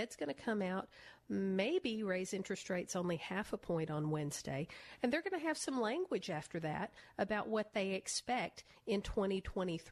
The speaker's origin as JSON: {"language": "English", "town": "Nashville", "region": "Tennessee", "country": "United States", "tie": "born or raised there", "said": "I grew up in Nashville. I'm a country music girl"}